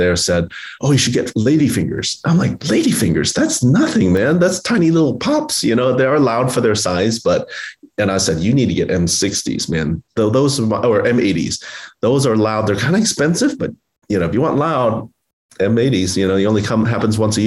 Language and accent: English; Oklahoma City, Oklahoma, United States; July 4th was my favorite holiday growing up in Oklahoma City